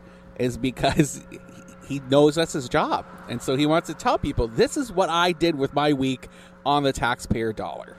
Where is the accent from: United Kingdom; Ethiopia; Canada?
Canada; now in United States; I'm Canadian